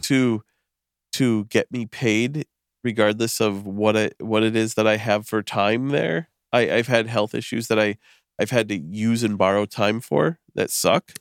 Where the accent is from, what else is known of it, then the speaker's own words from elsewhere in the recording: Western Massachusetts, United States; I'm from Western Mass